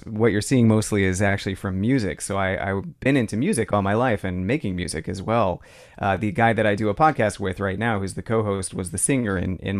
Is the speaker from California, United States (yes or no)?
yes; San Francisco, California, United States; now in Santa Cruz, United States; So right now I'm in Santa Cruz, California. I grew up in San Francisco.